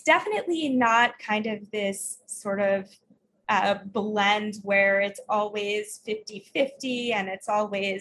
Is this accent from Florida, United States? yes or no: yes; Florida, United States; I grew up in Florida